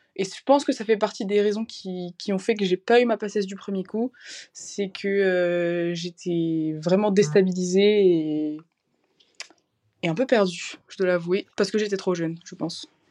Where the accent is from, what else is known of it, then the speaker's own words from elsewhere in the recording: near Valenciennes, Hauts-de-France, France; moved away as an adult; now in Lyon, France; je viens du nord de la France près de, près de Valenciennes